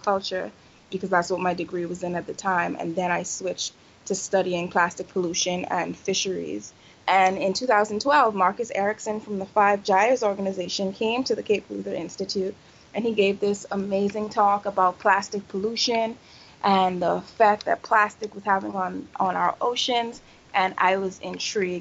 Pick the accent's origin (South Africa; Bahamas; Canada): Bahamas; Nassau, New Providence; moved away as an adult; also born or lived in Eleuthera / Lee Stocking Island; I'm from Nassau originally, but I haven't lived there for the last 7 years